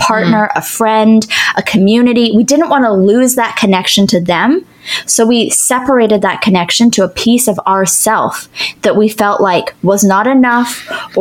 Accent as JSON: {"language": "English", "country": "Canada", "also_born_or_lived": "Ottawa", "said": "So I'm Canadian. I lived in Ottawa."}